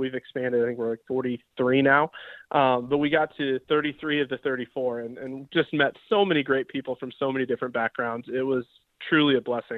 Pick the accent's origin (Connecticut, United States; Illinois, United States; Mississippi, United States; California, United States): Illinois, United States; Decatur; my hometown, Decatur, Illinois